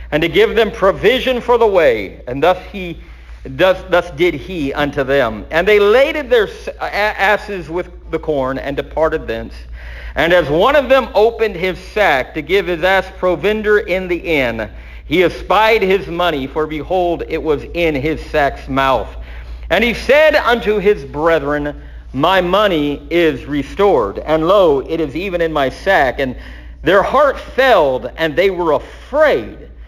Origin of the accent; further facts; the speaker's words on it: the South, United States; I told you I'm from the South.